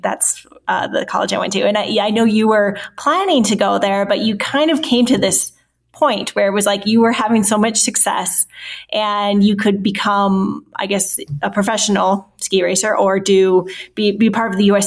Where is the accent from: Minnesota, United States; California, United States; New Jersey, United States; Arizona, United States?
Minnesota, United States; Forest Lake; I'm from Forest Lake, Minnesota. So our high schools were rivals